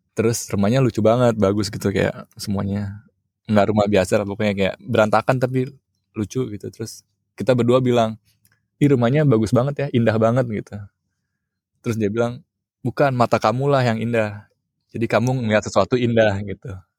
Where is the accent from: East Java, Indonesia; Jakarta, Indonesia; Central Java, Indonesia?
Jakarta, Indonesia; aku apa gede di Jakarta